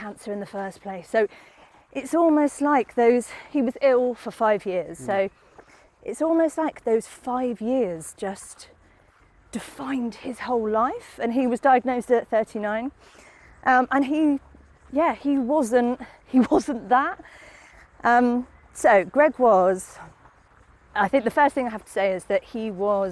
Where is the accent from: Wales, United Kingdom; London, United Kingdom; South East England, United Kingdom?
South East England, United Kingdom; Southampton; I come from Southampton, I did move away, but then I came back.